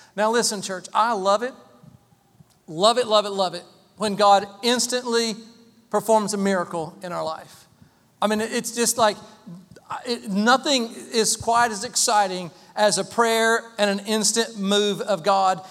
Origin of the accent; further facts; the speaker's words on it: Waynesville, North Carolina, United States; moved away; We grew up in Waynesville, small town, Waynesville, small county, Haywood County.